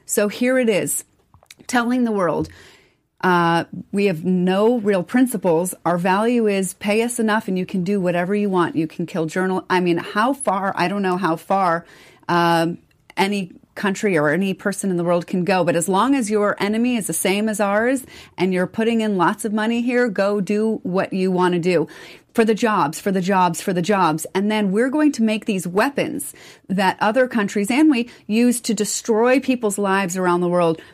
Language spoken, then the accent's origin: English; United States; as American people